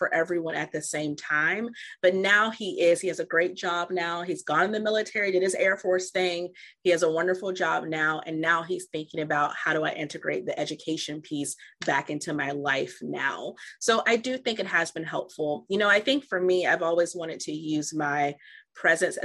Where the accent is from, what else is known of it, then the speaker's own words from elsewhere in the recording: Virginia, United States; I am from Virginia